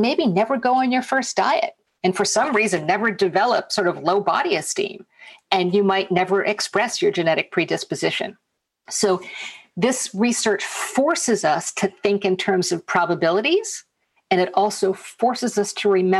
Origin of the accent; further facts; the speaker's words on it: United States; I'm American